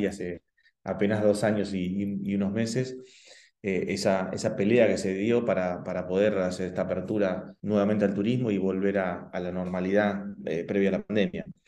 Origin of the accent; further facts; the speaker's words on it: La Plata, Buenos Aires Province, Argentina; moved away as an adult; now in Esquel, Argentina; no soy de Esquel, eh, nací en La Plata, y hace 20 años que nos eh, mudamos con mi familia eh, acá a la ciudad de Esquel